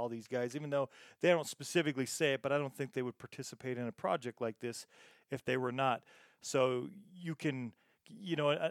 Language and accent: English; United States; accent: American; my American accent